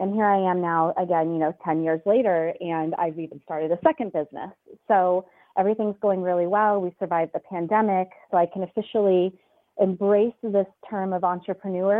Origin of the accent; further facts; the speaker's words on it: California, United States; moved away as an adult; now in Chicago, United States; I am originally from California